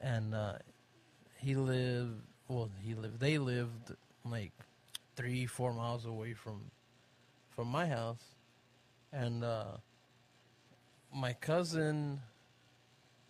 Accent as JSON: {"language": "English", "town": "Tarzan", "region": "Texas", "country": "United States", "tie": "born or raised there", "said": "I grew up in a little bitty town called Tarzan, Texas"}